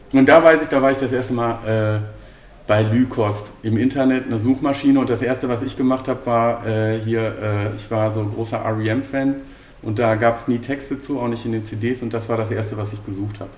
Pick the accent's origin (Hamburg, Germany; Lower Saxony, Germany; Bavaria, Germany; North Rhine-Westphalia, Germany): North Rhine-Westphalia, Germany; Bochum; ich bin in, im Bochumer Süden groß geworden